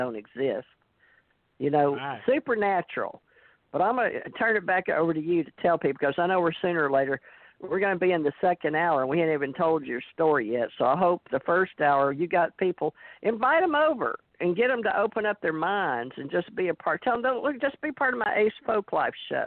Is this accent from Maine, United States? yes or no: no; Texas, United States; accent: country; moved away; also born or lived in Louisiana / New York / Hawaii / Alabama; I was born in Louisiana, raised in Texas